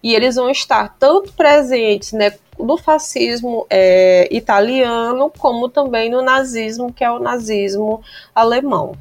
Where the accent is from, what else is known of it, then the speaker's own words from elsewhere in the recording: Bacabal, Maranhão, Brazil; eu sou do interior do Maranhão, gente. sou de Bacabal, viu?